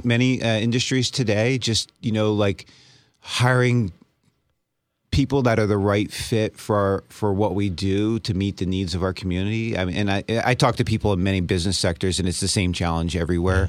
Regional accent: Easton, Pennsylvania, United States; I grew up in Easton

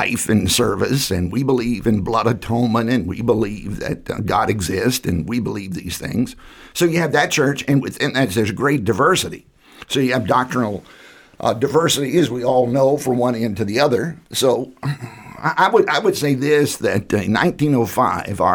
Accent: Southside, Virginia, United States; I grew up in Southside, Virginia

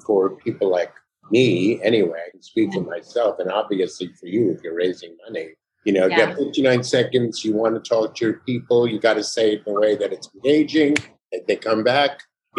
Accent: New York, United States; now in California, United States; I'm in California. Yeah. I came from New York, as far as I go.

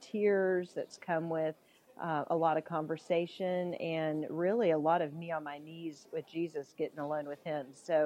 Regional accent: the South, United States; The people know that I'm from the South

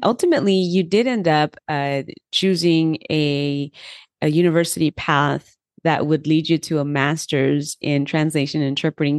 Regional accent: Los Angeles, California, United States; first language Spanish; English is a second language; I grew up in Los Angeles, so I was able to have the bilingual education

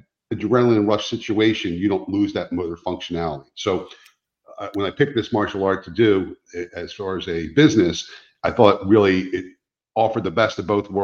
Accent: New Jersey, United States; moved away as an adult; now in Fort Myers, United States; I'm not from this area. I grew up in New Jersey. We moved here 5 years ago

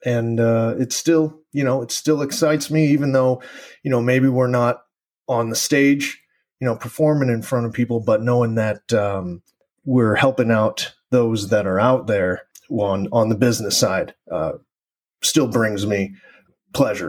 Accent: East Coast, United States; also born or lived in Uruguay; growing up on the East Coast

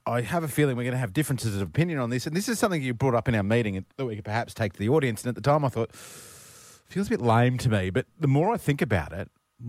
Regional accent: Brisbane, Queensland, Australia; I grew up in Brisbane

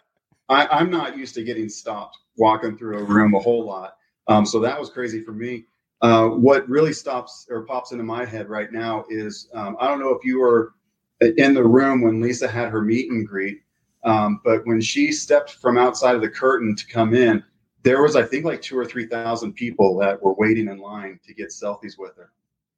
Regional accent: California, United States; also born or lived in Florida / Texas; now in Salt Lake City, United States; So I grew up in California, Florida, and Texas and came here to go to school.

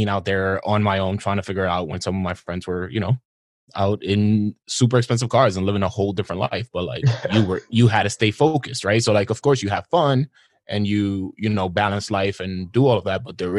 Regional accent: New York City, New York, United States; I grew up in Washington Heights and Harlem, right?

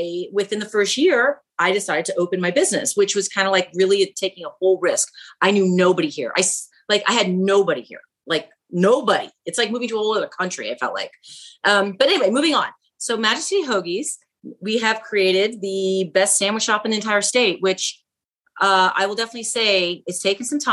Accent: Miami, Florida, United States; moved away as an adult; now in Minot, United States; So I'm originally from Miami, Florida. And about 10 years ago, this year will be the time I relocated to Minot, North Dakota.

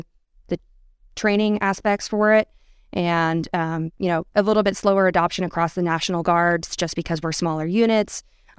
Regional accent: Gardnerville, Nevada, United States; now in Reno, United States; Born and raised in Nevada, I grew up down in Gardnerville and have been here in Reno for the last 8 years now.

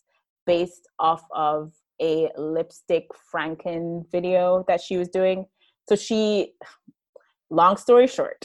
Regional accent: Jamaica; specifically being Jamaican and how that fits into that, living in Jamaica

